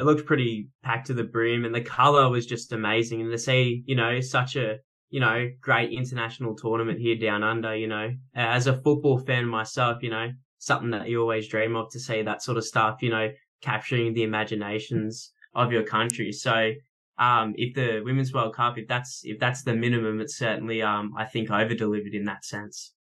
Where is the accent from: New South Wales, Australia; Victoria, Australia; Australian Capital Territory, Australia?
Australian Capital Territory, Australia; Canberra; now in Newcastle, Australia; I was born in Canberra